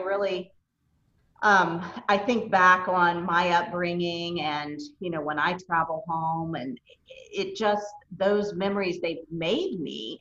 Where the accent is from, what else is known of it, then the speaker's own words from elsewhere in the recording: Elkview, West Virginia, United States; also born or lived in Clay County, West Virginia; growing up in rural Appalachia